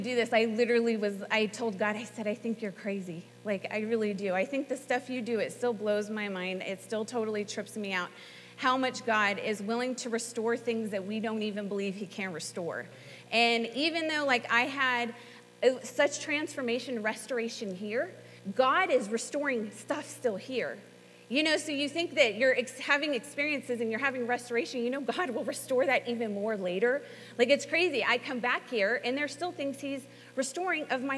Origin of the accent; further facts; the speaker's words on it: Southern California, United States; moved away as an adult; also born or lived in North Carolina / Tulsa, Oklahoma; I'm from Southern California, and I came out here to attend Bible school